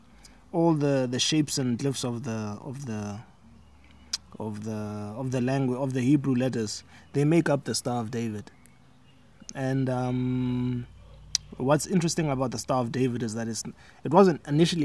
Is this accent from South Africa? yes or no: yes; South Africa; I was born here in South Africa, so I grew up Tswana, basically, speaking Tswana, eating the foods of the Tswana culture